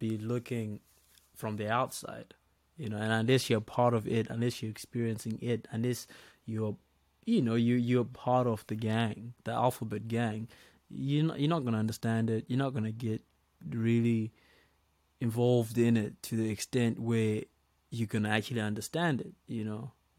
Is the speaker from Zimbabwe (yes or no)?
yes; Zimbabwe; the culture back in my country, you know, because I'm Zimbabwean.